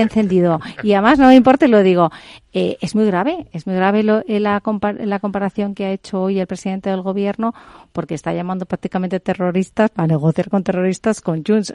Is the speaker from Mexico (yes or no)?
no; Spain; como española